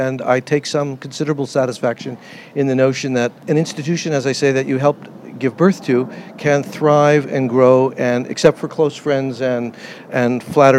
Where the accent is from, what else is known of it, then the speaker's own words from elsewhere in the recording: Berkeley, California, United States; also born or lived in Portland, Oregon / Sacramento, California; I was born in Portland, Oregon. I grew up in the Pacific Northwest.